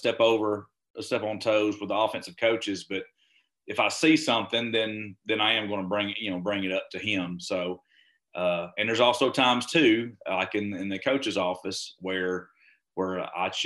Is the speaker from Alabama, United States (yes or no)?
yes; Alabama, United States; also born or lived in Texas; I'm originally from Alabama